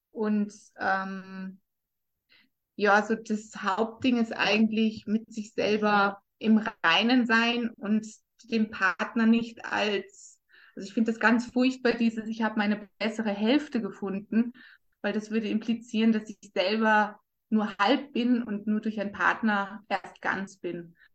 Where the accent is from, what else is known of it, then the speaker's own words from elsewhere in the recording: Germany; born there; ich bin geboren in Deutschland, bin, habe schon als kleines Mädchen gesagt, dass ich mal einen österreichischen Snowboardlehrer heiraten werde.